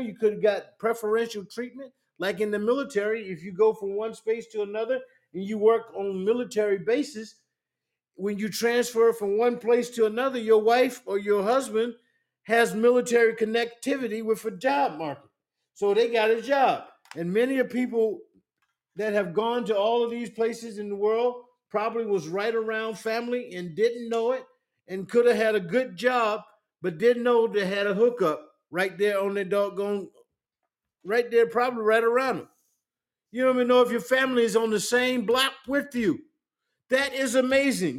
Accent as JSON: {"language": "English", "region": "South Carolina", "country": "United States", "said": "I'm from South Carolina"}